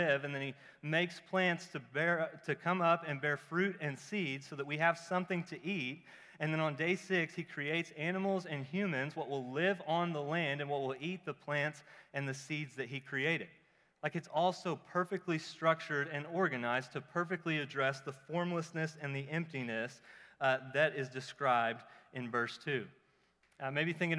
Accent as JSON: {"language": "English", "region": "Oklahoma", "country": "United States", "said": "I'm from Oklahoma"}